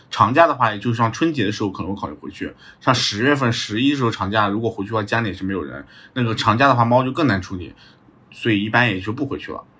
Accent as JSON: {"language": "Chinese", "town": "Jinzhai", "region": "Anhui", "country": "China", "tie": "born or raised there", "also_born_or_lived": "Hunan", "moved": "as an adult", "lives_now": "Shanghai, China", "said": "老家被称为板栗之乡"}